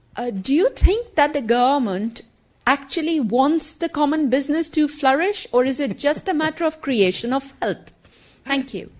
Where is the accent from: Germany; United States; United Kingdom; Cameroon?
Germany; I'm a student and I'm from Germany